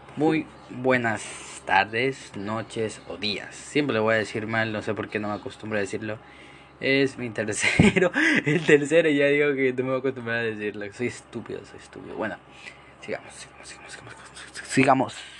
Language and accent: Spanish; Ecuador; Acá en Ecuador, yo soy ecuatoriano